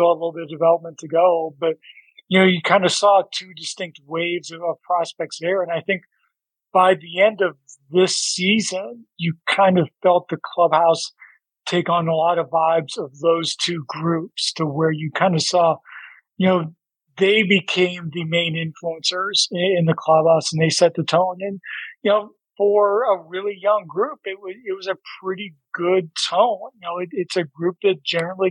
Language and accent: English; Toledo, Ohio, United States; also born or lived in Fort Lauderdale; now in Detroit, United States; I spent a good part of my childhood in Toledo, which is like basically an hour away.